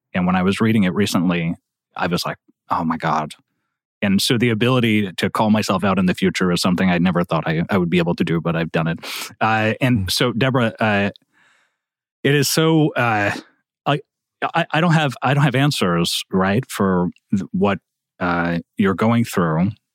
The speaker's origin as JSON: {"language": "English", "region": "Quebec", "country": "Canada", "said": "Quebec, where I come from"}